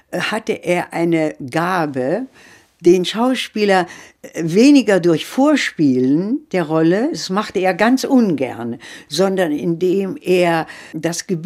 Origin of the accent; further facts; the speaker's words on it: Leipzig, Saxony, Germany; also born or lived in Wetzlar; leider bin ich mit vier Jahren schon aus Wetzlar, wo ich geboren bin. Dann hatte mein Vater die Möglichkeit, in Leipzig eine Anstellung zu finden, ist dann die ganze Familie nach Leipzig übersiedelt.